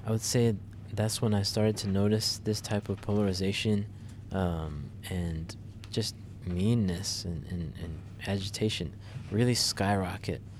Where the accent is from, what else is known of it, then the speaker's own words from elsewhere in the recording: United States; as an American